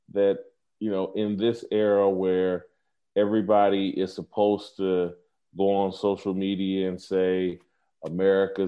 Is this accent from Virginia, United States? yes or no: no; Indianapolis, Indiana, United States; moved away as an adult; also born or lived in Kansas City / Los Angeles; the same neighborhood I grew up in Indianapolis, went to my high school